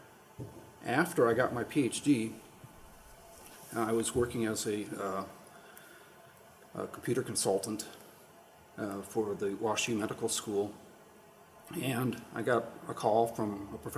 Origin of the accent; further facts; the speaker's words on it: Ohio, United States; moved away as an adult; also born or lived in South Africa; I'm from Ohio originally